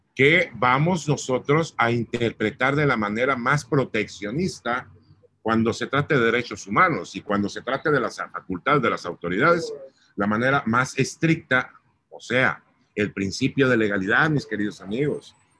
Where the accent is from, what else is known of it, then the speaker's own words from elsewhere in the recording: Mazatlán, Sinaloa, Mexico; also born or lived in Mexico City; Mi gente bonita de Mazatlán, pues yo soy mazapleco